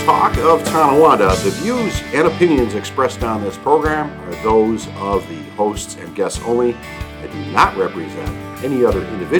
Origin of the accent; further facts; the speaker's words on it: Ireland; Well, as an Irishman, we call those freckles.